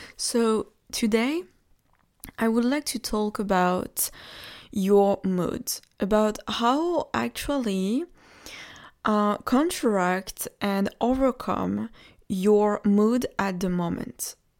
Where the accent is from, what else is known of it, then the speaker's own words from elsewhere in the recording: Normandy, France; I come from Normandy. And Normandy is a region, you, you're sure might know, uh, the Normandy of France.